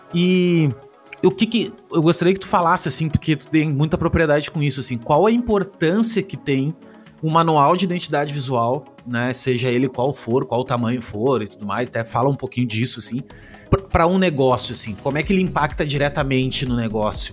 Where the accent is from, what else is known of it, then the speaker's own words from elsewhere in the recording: Rio Grande do Sul, Brazil; Eu sou do Rio Grande do Sul, no Rio Grande do Sul é frio